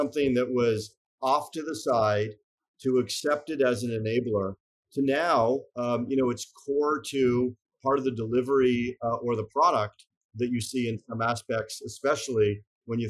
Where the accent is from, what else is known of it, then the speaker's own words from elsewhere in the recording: Montreal, Quebec, Canada; moved away as an adult; also born or lived in Boston, United States; my sponsorship as a Canadian to work in the US